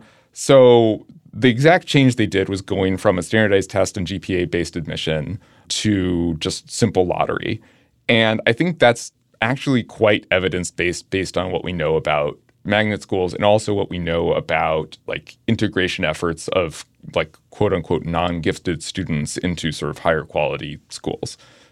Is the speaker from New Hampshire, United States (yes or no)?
yes; New Hampshire, United States; I grew up in New Hampshire and I knew what Lowell was.